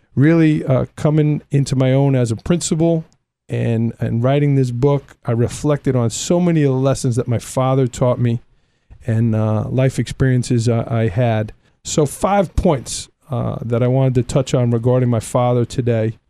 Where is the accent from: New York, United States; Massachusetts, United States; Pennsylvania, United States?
New York, United States; New York City; We grew up in Staten Island, New York.